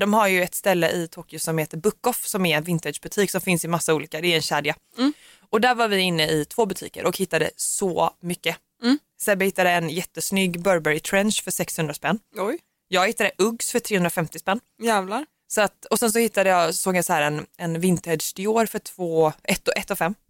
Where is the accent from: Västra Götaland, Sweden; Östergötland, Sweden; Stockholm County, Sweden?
Västra Götaland, Sweden; Gothenburg; jag är från Göteborg